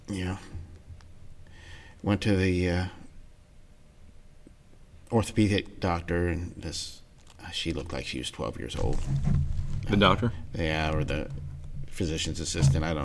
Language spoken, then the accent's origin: English; Ohio, United States; grew up in Ohio. Uh, Dad moved around a lot when we were were young.